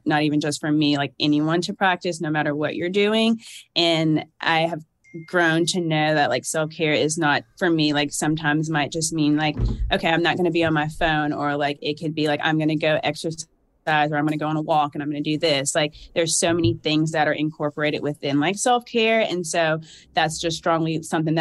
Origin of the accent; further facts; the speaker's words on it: Georgia, United States; accent: southern drawl; also born or lived in New Jersey / Alabama; I was born in New Jersey, but I basically have lived in Georgia my whole life